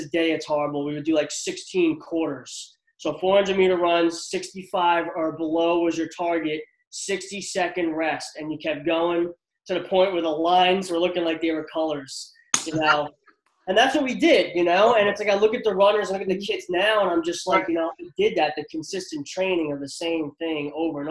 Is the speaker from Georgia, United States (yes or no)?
no; New Jersey, United States; I grew up in Central Jersey